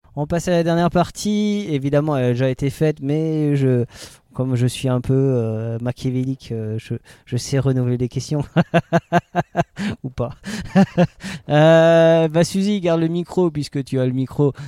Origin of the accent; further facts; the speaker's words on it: Alsace, Grand Est, France; on est alsacien